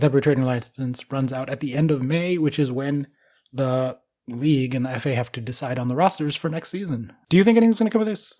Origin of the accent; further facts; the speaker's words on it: United States; as an American